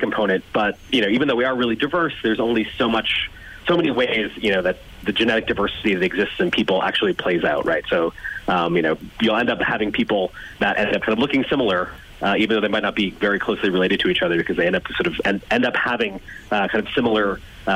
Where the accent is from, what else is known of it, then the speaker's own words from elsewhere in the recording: United States; I'm American, as you can tell from my voice